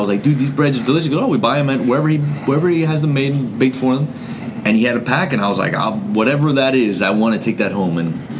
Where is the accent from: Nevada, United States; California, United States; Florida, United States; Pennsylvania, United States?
Florida, United States; Broward County; I didn't grow up in Miami. I grew up in Broward.